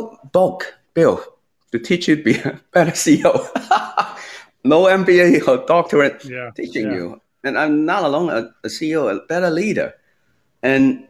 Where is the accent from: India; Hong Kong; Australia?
Hong Kong; moved away; also born or lived in United States; I was born in Hong Kong, but they decided for the children's future, including me, let's move to US.